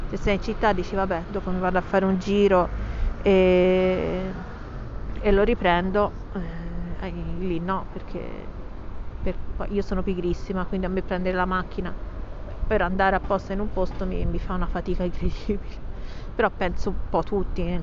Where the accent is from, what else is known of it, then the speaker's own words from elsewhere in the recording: Pisa, Tuscany, Italy; Io sono nata a Pisa, quindi lo so che dall'accento non si direbbe che sono toscana, ma così è.